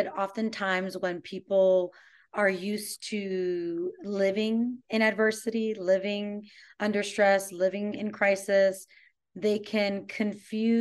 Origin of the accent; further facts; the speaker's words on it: New York, United States; moved away as an adult; now in Austin, United States; I'm originally from New York, but I moved here about 3 years ago